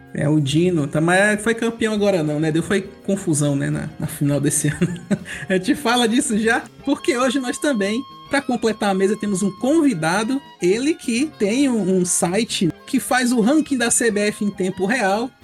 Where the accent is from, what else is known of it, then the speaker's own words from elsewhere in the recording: Ceará, Brazil; Se você não sabe, eu sou do Nordeste, sou do Ceará